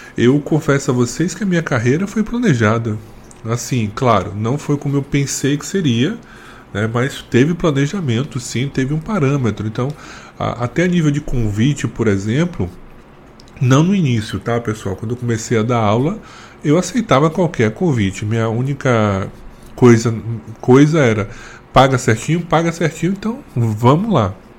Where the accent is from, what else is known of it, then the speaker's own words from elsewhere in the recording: Northeast Region, Brazil; tive muito preconceito por ser nordestino